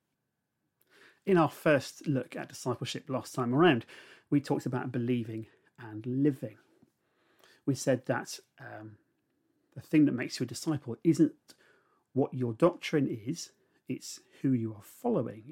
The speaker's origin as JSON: {"language": "English", "town": "Gosport", "region": "South East England", "country": "United Kingdom", "tie": "born or raised there", "moved": "yes", "lives_now": "Somerset, United Kingdom", "said": "I grew up in a naval town on the south coast, just on the Solent. The house I lived in was 10 Fairthorn Gardens, and it was the second house that I'd lived in Gosport, which is just up the road from Portsmouth"}